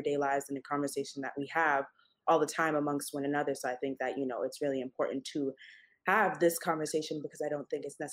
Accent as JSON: {"language": "English", "town": "New York City", "region": "New York", "country": "United States", "tie": "born or raised there", "said": "I was born and raised in Queens, New York City"}